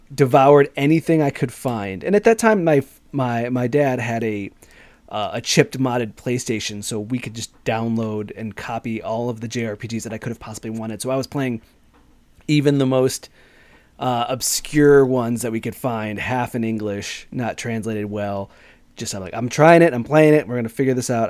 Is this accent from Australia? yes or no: no; Chicago, Illinois, United States; I'm from Chicago